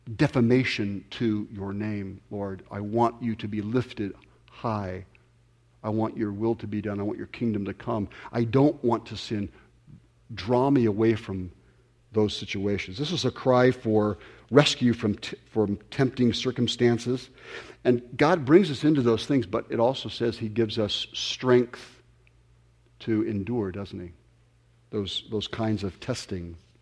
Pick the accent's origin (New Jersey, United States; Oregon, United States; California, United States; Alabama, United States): California, United States; Ventura County; I grew up here in Ventura County